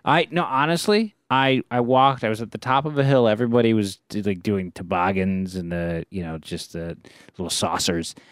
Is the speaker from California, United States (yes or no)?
yes; Bay Area, California, United States; we grew up in the Bay Area